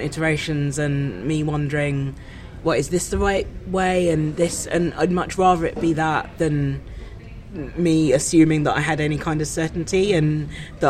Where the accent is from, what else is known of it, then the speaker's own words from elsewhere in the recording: Kent, South East England, United Kingdom; also born or lived in Brixton, London; I grew up in Kent.